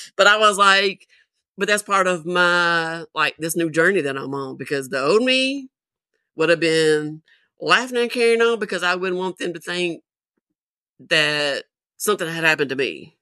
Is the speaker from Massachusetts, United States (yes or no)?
no; Nashville, Tennessee, United States; also born or lived in Murfreesboro, Tennessee; I am originally from Nashville, Tennessee.